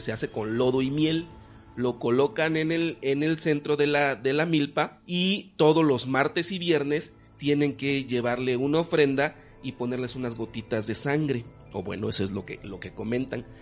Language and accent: Spanish; Campeche, Mexico; yo que soy de Campeche